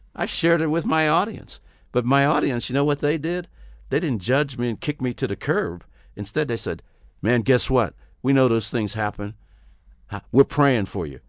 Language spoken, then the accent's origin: English; Pittsburgh, Pennsylvania, United States; also born or lived in Houston, Texas; now in Los Angeles, United States; I grew up in Pittsburgh, Pennsylvania